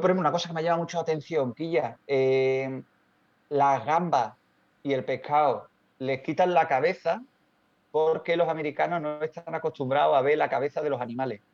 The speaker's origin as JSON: {"language": "Spanish", "country": "Spain", "said": "como español, europeo"}